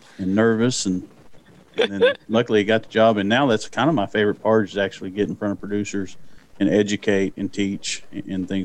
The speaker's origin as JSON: {"language": "English", "town": "Durant", "region": "Oklahoma", "country": "United States", "tie": "born or raised there", "said": "I grew up in Durant, and you can tell because I do say Durant, not Durant."}